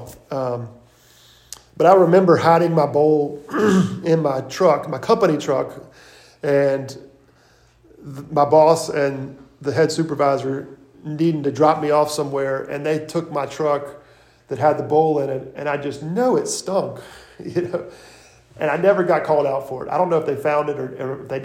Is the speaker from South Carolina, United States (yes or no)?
yes; Irmo, South Carolina, United States; I'm from Irmo.